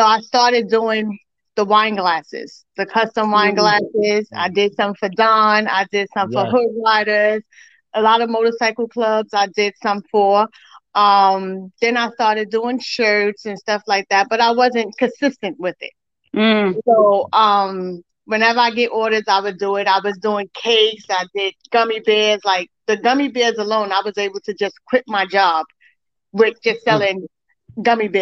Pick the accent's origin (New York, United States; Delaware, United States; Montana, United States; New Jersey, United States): New York, United States; moved away as an adult; now in Florida, United States; I'm originally from New York. I moved to Florida in 2016.